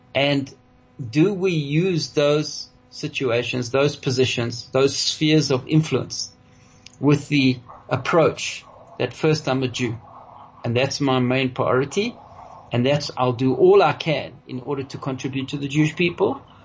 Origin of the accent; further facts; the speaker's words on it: South Africa; we as South African Jews